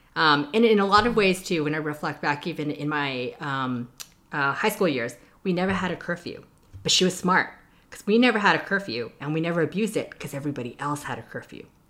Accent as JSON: {"language": "English", "town": "Toronto", "region": "Ontario", "country": "Canada", "tie": "born or raised there", "also_born_or_lived": "Hong Kong / New York", "moved": "as an adult", "lives_now": "United States", "said": "I was born and raised in Toronto, um, Ontario, in Canada."}